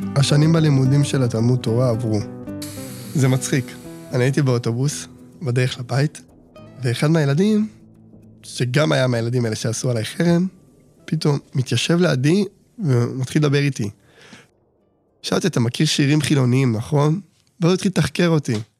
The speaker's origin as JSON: {"language": "Hebrew", "town": "Bnei Brak", "region": "Tel Aviv District", "country": "Israel", "tie": "born or raised there", "said": "נולדתי בבני ברק, ילד שלישי מתוך שמונה"}